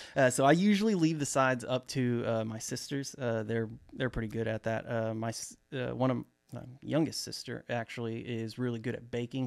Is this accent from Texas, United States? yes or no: yes; Dallas, Texas, United States; I'm actually from Dallas, uh, Texas, to be specific, you know, the great state of Texas.